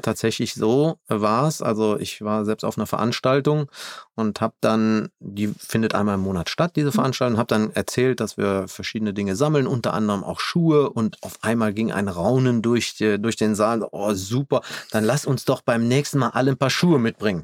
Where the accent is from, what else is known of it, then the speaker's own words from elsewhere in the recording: Germany; hier bei uns in Deutschland